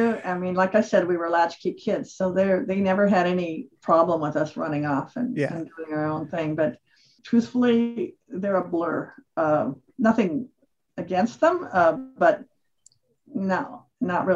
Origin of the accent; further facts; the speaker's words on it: Los Angeles, California, United States; I was born here in Los Angeles, so as a native kid.